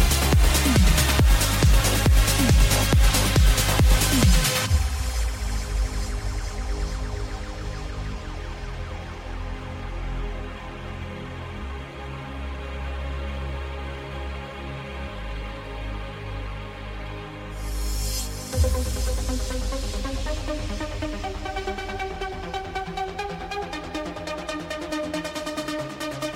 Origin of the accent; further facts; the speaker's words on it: Northern Ireland, United Kingdom; we're from Northern Ireland here